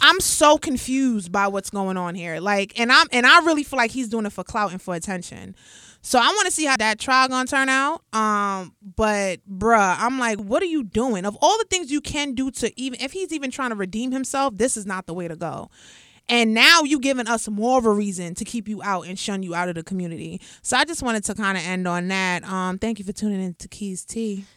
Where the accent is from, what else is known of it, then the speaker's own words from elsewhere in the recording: New York City, New York, United States; growing up in the Bronx, born and raised